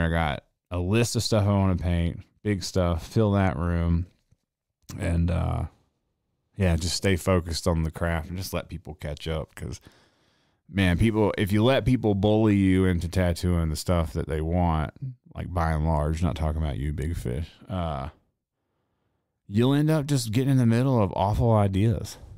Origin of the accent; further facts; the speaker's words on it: the South, United States; accent: Southern; I was raised in the South